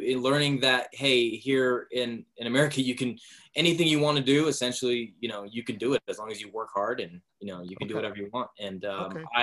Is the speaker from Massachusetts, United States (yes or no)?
no; Vallejo, California, United States; I grew up in Vallejo, California